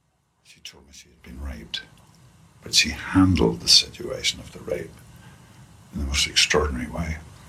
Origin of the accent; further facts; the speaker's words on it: Northern Ireland, United Kingdom; And I come from a society, I grew up in Northern Ireland in the Troubles